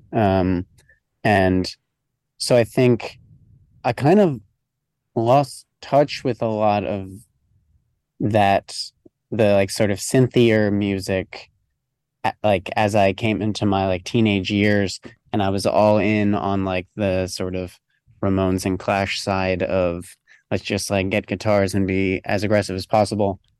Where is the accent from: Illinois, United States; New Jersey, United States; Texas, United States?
New Jersey, United States; I grew up in New Jersey, kind of like just outside New York City.